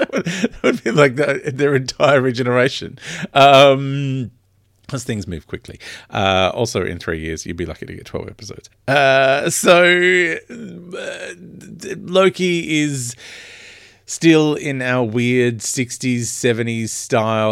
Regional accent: Australia; I'm very Australian

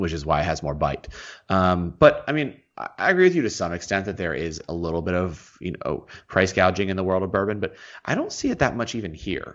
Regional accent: the South, United States; I am from the South.

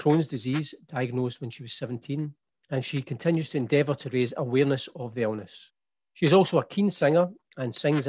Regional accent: west of Scotland, United Kingdom; when I was growing up in Scotland, probably when we were teenagers, and again from west of Scotland

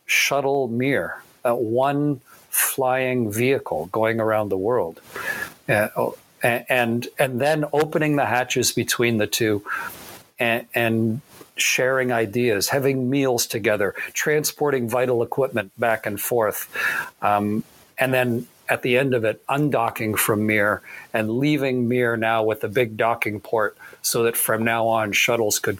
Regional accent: Canada; a Canadian fighter pilot and part of North American Air Defense

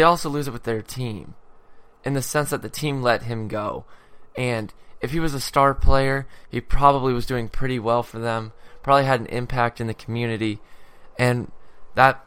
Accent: San Diego, California, United States; Growing up in San Diego, I grew up a Chargers fan.

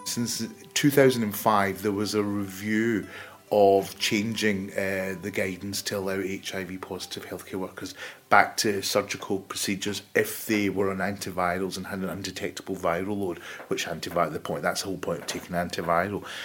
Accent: Glasgow, Scotland, United Kingdom; moved away as an adult; also born or lived in Paisley / Italy; now in Birmingham, United Kingdom; I was born in Glasgow, as you can probably tell from the accent. Uh, I went to school just outside Glasgow in Paisley

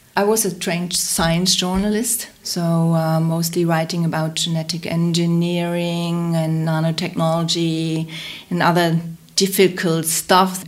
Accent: Hamburg, Germany; I grew up in Hamburg.

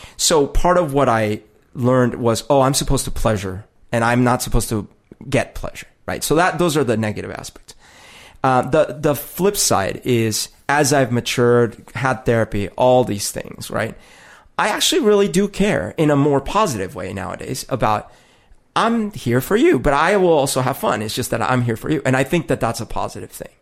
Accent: Colombia; moved away; growing up in Colombia is weird 'cause it is a very sexist society

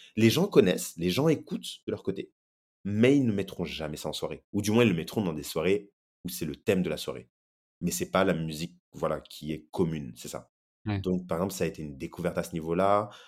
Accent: France; moved away as an adult; also born or lived in Brazil; j'ai grandi en France

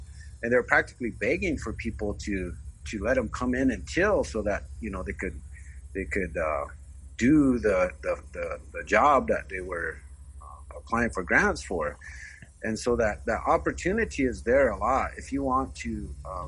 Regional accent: Cheyenne River Indian Reservation, South Dakota, United States; I'm from the Cheyenne River Indian Reservation in South Dakota

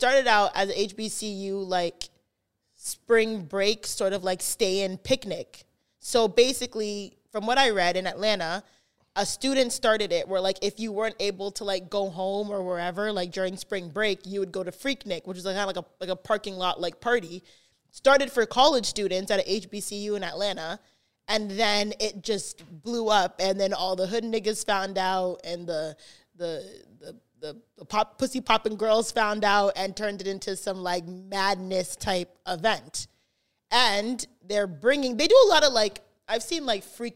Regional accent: Canada; I'm from Canada

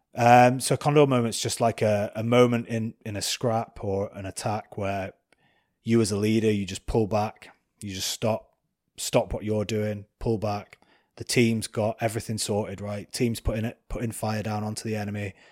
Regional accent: Preston, North West England, United Kingdom; I'm a kid from Preston, uh, grew up drinking cider on the streets

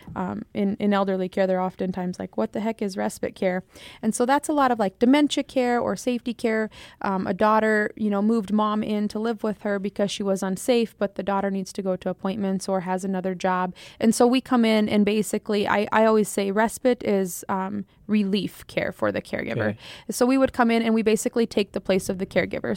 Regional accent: Eagle Butte, South Dakota, United States; also born or lived in Buffalo, South Dakota; I grew up in the Eagle Butte, Dupree, South Dakota area

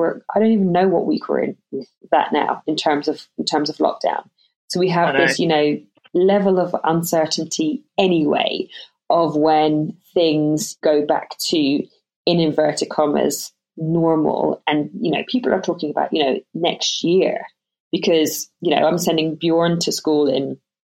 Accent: London, United Kingdom; also born or lived in Ireland; We moved over to England when I was 7. We lived in London.

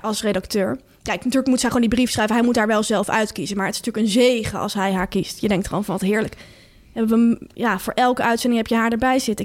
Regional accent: Delft, South Holland, Netherlands; ik kom uit Delft

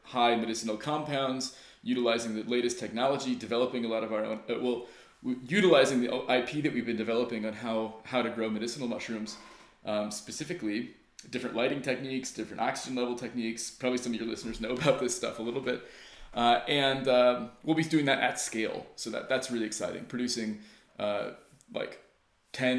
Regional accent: United States; moved away as an adult; also born or lived in Southern Oregon; now in Finland; I'm actually an American guy. I've only been in Finland now for 5.5 years

